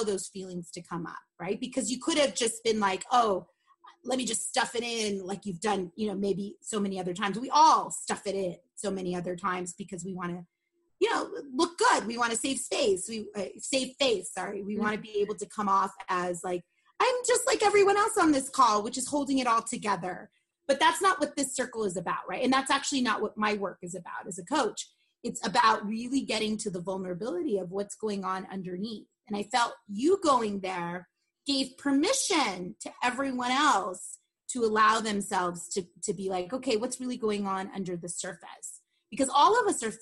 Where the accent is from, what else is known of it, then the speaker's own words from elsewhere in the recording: Los Angeles, California, United States; I grew up in Sun Valley, which is like literally on the other side of the railroad tracks of Burbank